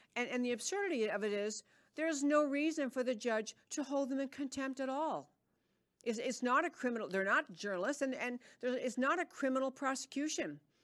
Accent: New York, United States; moved away; I grew up in New York and I can speak quickly

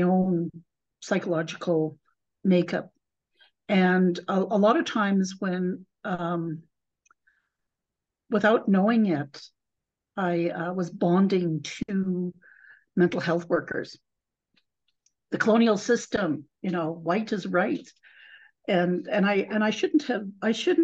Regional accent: Calgary, Alberta, Canada; also born or lived in Sioux Valley, Manitoba; I've grown up going to school in the city of Calgary

